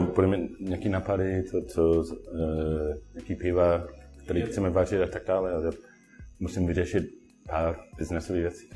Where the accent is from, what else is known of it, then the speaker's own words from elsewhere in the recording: Sydney, New South Wales, Australia; Czech is a second language; moved away as an adult; now in Plzeň, Czechia; já jsem dlouho byl domovárník a prostě pivný nadšenec v Austrálii, jak jsem původně ze, ze Sydney